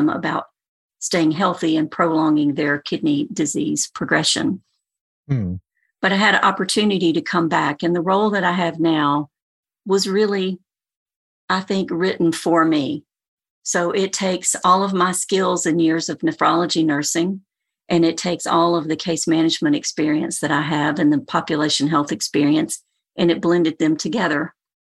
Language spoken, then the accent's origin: English; Alabama, United States; moved away; also born or lived in Tennessee / Birmingham, Alabama; I'm from Alabama originally